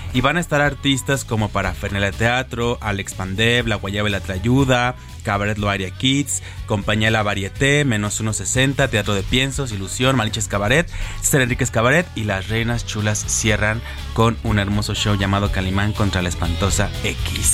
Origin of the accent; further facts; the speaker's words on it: Mexico; lo que somos los mexicanos